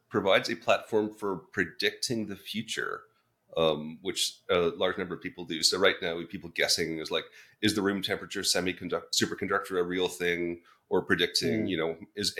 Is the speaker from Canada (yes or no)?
yes; Waterloo, Ontario, Canada; moved away as an adult; So I grew up in a smallish town in Canada, Waterloo